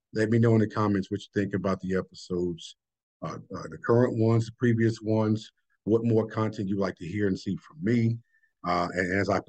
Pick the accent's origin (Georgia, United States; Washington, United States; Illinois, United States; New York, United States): Illinois, United States; Chicago; moved away; in the heart of Chicago, which is my hometown and my home community, Englewood.